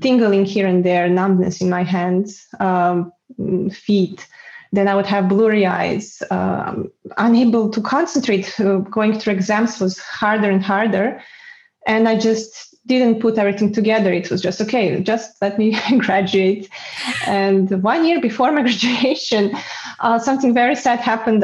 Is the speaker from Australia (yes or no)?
no; Belgrade, Serbia; moved away as an adult; also born or lived in Spain / Bulgaria; now in Netherlands; I was back then in Belgrade in Serbia uh, ah. that is my hometown.